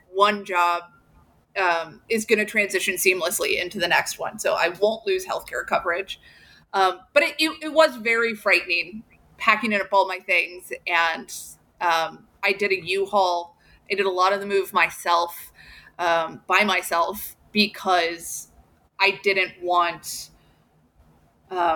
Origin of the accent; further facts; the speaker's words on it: Southern Illinois, United States; moved away as an adult; I grew up in Southern Illinois.